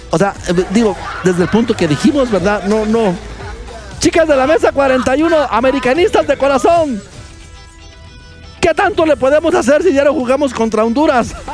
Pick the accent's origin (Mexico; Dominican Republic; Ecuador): Mexico; debe entender lo que somos los mexicanos